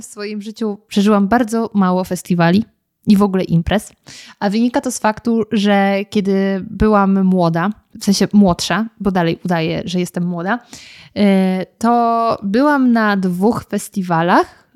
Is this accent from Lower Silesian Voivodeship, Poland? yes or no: yes; German-Czech border area, Lower Silesian Voivodeship, Poland; moved away as an adult; now in Warsaw, Poland; kiedy mieszkałam jeszcze w moich rodzinnych stronach, to od nas do Lublina jest kawał drogi, ponieważ ja mieszkam, pochodzę z granicy niemiecko-czeskiej